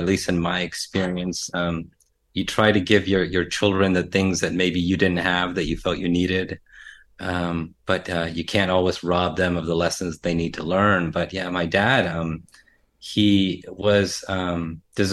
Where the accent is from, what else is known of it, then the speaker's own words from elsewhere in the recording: United States; I'm Indian American, Asian American.